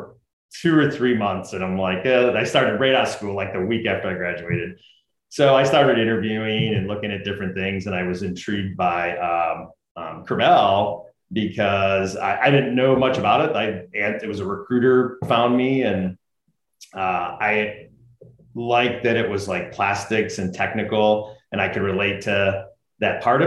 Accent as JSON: {"language": "English", "town": "Utica", "region": "New York", "country": "United States", "tie": "born or raised there", "said": "I grew up in Utica, New York, like right in the middle of New York State"}